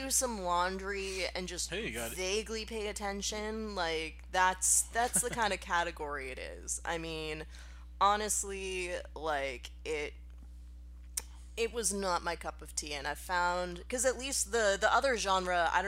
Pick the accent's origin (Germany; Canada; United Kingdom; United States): United States; Massachusetts; I'm from Massachusetts